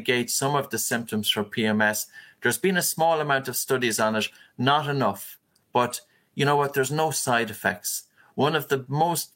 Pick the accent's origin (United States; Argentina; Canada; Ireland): Ireland; as a man, and probably as an Irish man and a shy Irish man